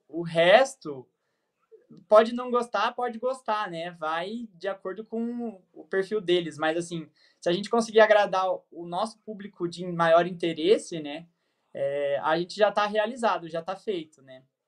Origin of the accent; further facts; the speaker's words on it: Terra Roxa, Paraná, Brazil; Eu nasci em Terra Roxa, Paraná